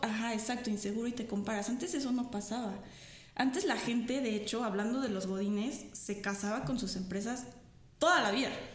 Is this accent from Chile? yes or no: no; Mexico; como mexicanos